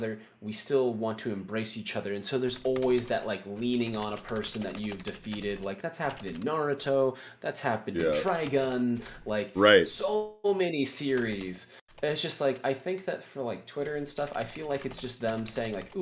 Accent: the Bible Belt, United States; I came from the Bible Belt and I was raised in a pretty religious environment

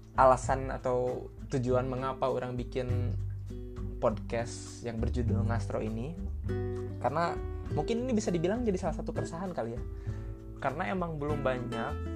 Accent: Sunda, Indonesia; saya ini orang Sunda

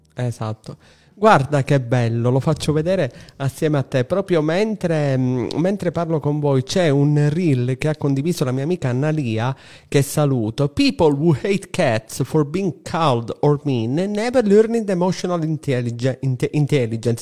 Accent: Palermo, Sicily, Italy; siamo palermitani tutti e tre

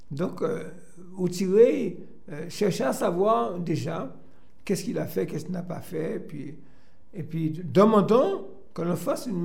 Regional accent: Martinique; on s'installe et puis voilà, et puis euh, on est Martiniquais. Donc euh, je peux vous dire, c'est un pays, le pays, comme j'ai souvent dit

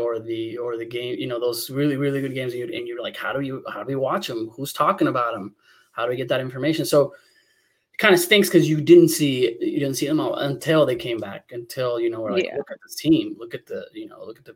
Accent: León, Guanajuato, Mexico; I was born in Leon, Guanajuato, and in Colonia Panorama

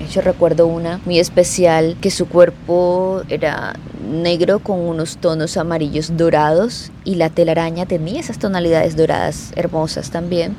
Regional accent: Barranquilla, Atlántico, Colombia; mi ciudad natal Barranquilla, que es donde resido

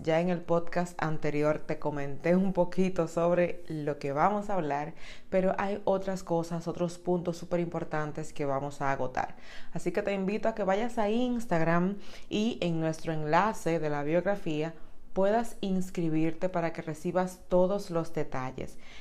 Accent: Dominican Republic; en República Dominicana, que es mi país natal

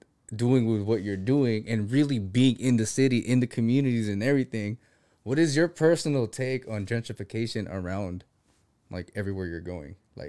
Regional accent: Philippines; Yeah, I'm Filipino.

